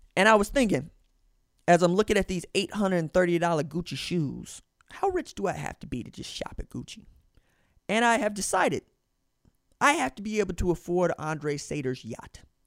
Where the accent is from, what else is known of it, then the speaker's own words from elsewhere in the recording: Tulsa, Oklahoma, United States; I'm from Tulsa, Oklahoma